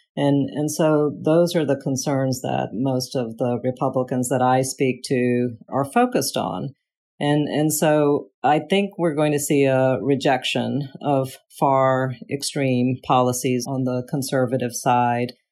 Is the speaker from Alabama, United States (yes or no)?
no; Southeast Georgia, United States; moved away as an adult; now in Central Virginia, United States; I grew up in Southeast Georgia